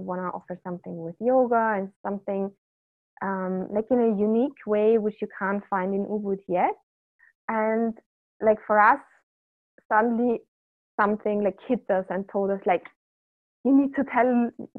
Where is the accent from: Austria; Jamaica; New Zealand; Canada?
Austria; moved away as an adult; also born or lived in Vienna area, Austria; now in Bali, Indonesia; we are both from Austria